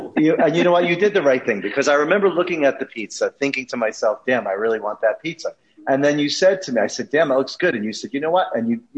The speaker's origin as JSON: {"language": "English", "region": "New Jersey", "country": "United States", "said": "I'm from New Jersey."}